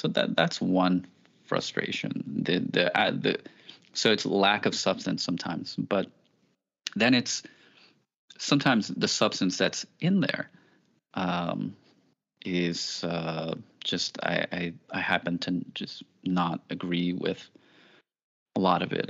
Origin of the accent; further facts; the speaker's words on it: New York City, New York, United States; I grew up in the Bronx